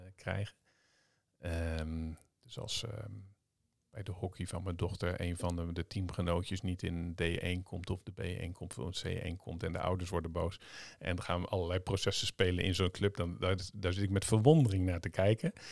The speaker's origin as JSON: {"language": "Dutch", "region": "Zeeland", "country": "Netherlands", "tie": "born or raised there", "also_born_or_lived": "Vlissingen", "moved": "yes", "said": "ik kom uit Zeeland"}